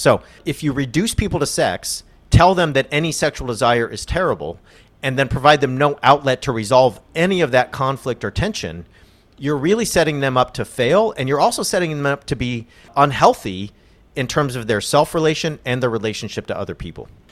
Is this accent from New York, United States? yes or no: no; California, United States; I'm a Californian